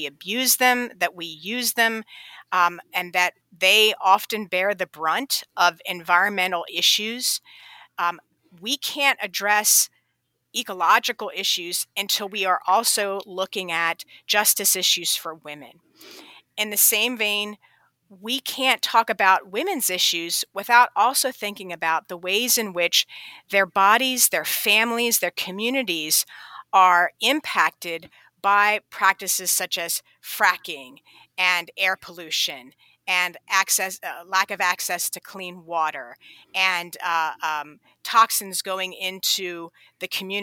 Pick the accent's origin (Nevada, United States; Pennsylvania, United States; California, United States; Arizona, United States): Pennsylvania, United States; I grew up in Pennsylvania, and I traipsed through the woods and the creeks and the rivers of Pennsylvania all growing up